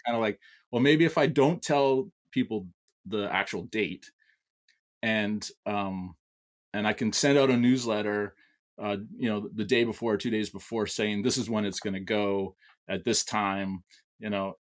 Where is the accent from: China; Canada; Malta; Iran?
Canada; I'm Canadian